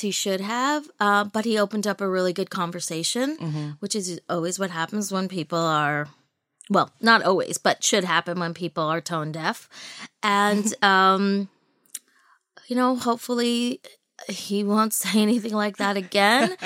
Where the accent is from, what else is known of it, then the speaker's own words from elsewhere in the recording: New York City, New York, United States; I was born in Brooklyn.